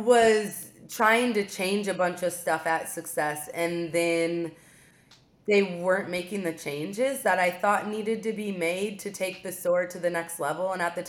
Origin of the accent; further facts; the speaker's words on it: Iowa, United States; moved away; I grew up in Iowa.